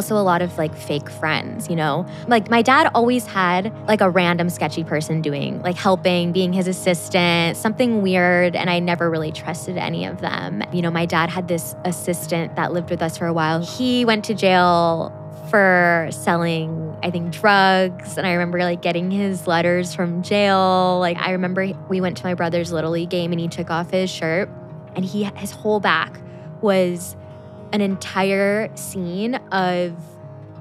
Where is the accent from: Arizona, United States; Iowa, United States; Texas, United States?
Arizona, United States; also born or lived in Chicago, Illinois; I'm originally from Chicago, Illinois. I moved to Arizona when I was 8 years old